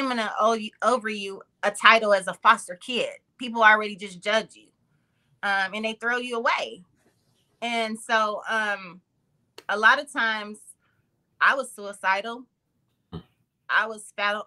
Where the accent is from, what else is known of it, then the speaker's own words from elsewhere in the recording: Oklahoma, United States; first language English; moved away as an adult; now in Bay Area, United States; I'm from a little town called Shakota, Oklahoma